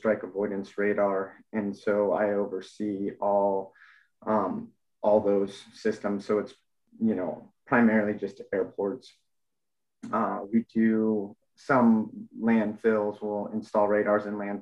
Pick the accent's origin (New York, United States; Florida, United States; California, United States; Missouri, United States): California, United States; Mammoth Lakes; moved away as an adult; also born or lived in Denver, Colorado; now in San Antonio, United States; I was born and raised in Mammoth Lakes, California